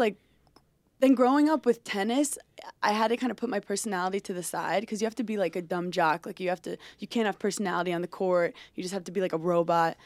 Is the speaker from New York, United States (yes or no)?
yes; New York City, New York, United States; I grew up in Brooklyn